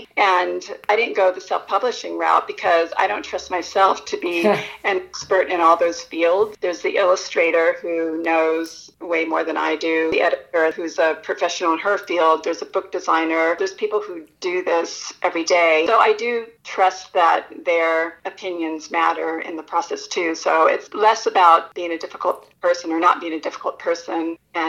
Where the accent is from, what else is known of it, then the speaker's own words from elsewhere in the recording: Japan; also born or lived in United States; I grew up partly in Japan, and I had ideas of the many festivals I attended there, which I had no recollection of what I was celebrating, and then fairs that I attended in America.